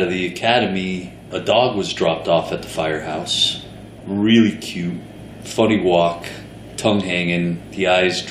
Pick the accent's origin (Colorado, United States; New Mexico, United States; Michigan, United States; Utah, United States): Colorado, United States; Denver; moved away as an adult; now in New York City, United States; I grew up in Denver, Colorado